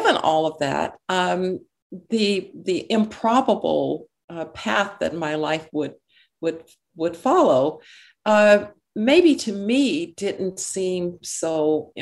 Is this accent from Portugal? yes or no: no; Birmingham, Alabama, United States; I grew up in Birmingham, Alabama.